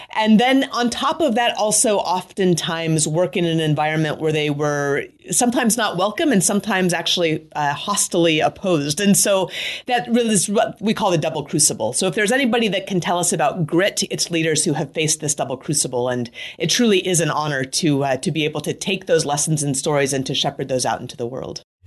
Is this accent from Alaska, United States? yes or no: yes; Anchorage, Alaska, United States; moved away as an adult; I grew up in Anchorage, Alaska